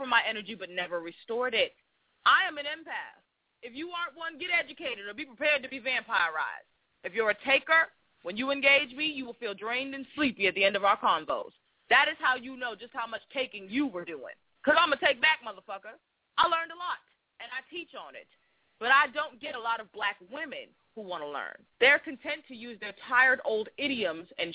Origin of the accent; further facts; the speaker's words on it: Boston, Massachusetts, United States; I was from Boston